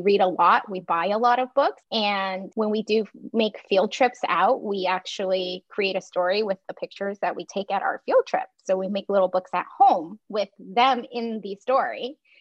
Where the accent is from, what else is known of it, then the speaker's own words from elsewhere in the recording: Taiwan; moved away as an adult; now in United States; I grew up in Taiwan.